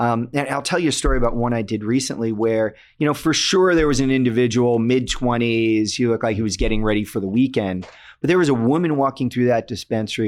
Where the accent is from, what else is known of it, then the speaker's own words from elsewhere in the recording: Connecticut, United States; my home state of Connecticut